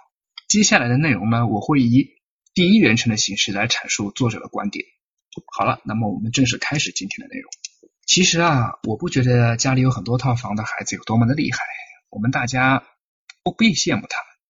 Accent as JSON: {"language": "Chinese", "country": "China", "said": "我们中国人追求的东西很虚。"}